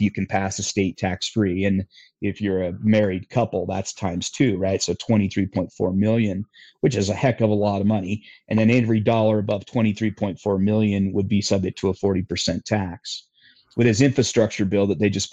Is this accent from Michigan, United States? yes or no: no; Utah, United States; My home state of Utah